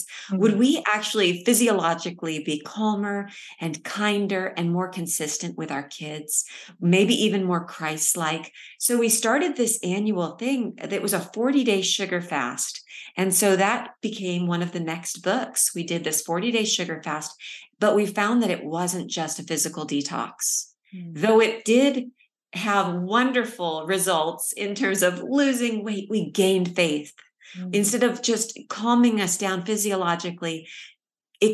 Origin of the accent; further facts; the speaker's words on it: California, United States; now in Texas, United States; we live in Texas. I'm originally from California